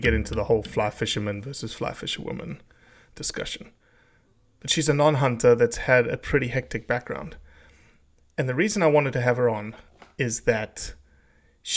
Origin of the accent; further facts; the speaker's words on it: South Africa; I'm from South Africa